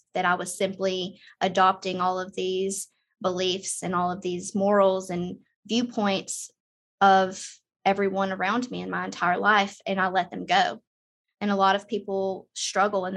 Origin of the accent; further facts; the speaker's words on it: Southern United States, United States; I grew up in the Southern United States